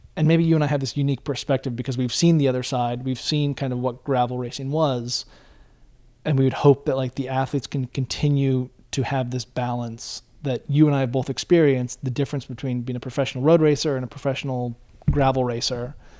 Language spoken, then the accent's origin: English; Bend, Oregon, United States; growing up in Bend, driving over to Portland